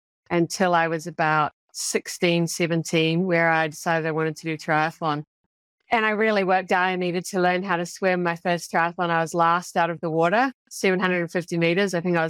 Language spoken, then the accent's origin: English; New Zealand; Actually, I grew up in New Zealand, where swimming is not quite to the same caliber of the Aussie kids